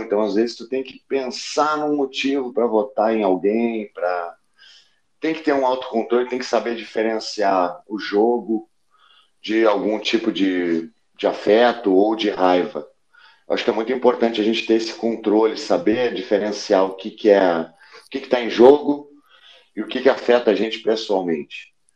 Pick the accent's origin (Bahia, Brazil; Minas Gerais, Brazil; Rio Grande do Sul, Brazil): Rio Grande do Sul, Brazil; Porto Alegre; now in Rio de Janeiro, Brazil; quando eu saí de Porto Alegre